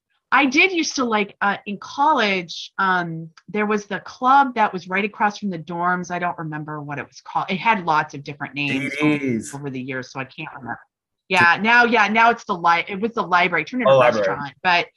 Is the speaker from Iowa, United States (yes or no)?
no; Laramie, Wyoming, United States; I guess I don't know country, despite the fact that I grew up in Laramie, I really don't know country music all that well.